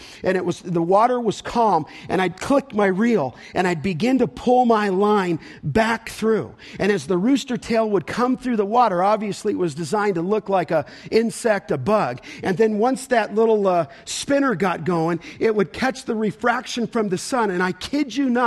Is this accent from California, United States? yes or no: yes; California, United States; When I was a young guy growing up in California